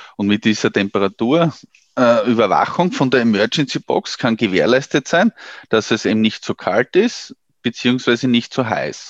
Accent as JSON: {"language": "German", "country": "Austria", "said": "bei uns in Österreich"}